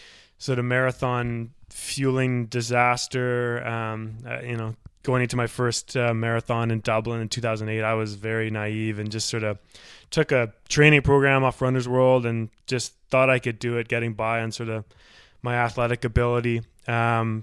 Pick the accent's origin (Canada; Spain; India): Canada; Victoria, British Columbia; I'm from Victoria as well.